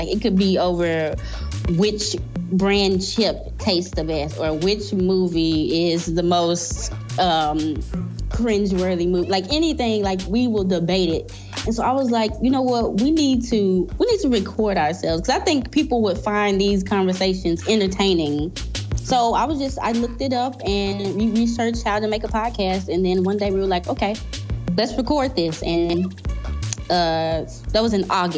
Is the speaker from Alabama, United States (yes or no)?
no; Memphis, Tennessee, United States; We are from Memphis, Tennessee, in the States